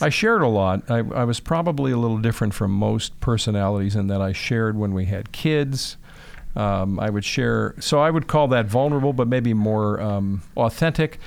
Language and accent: English; Chicago, Illinois, United States; moved away; also born or lived in Michigan; I grew up in Chicago, Northwest Side, so right in the city